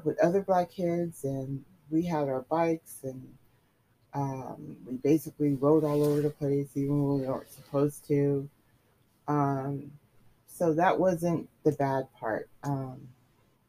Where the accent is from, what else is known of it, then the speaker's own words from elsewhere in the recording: East Palo Alto, California, United States; also born or lived in San Francisco / Oakland / San Carlos; then we moved to East Palo Alto. And we lived there for about 10 years. 11 years. And then we moved to San Carlos. And then I lived there, until I was in my early 20s.